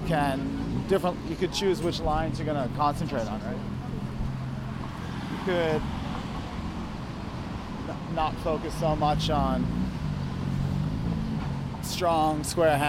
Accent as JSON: {"language": "English", "country": "Canada", "moved": "yes", "lives_now": "Hong Kong", "said": "I'm good from Canada. Work in Hong Kong is good."}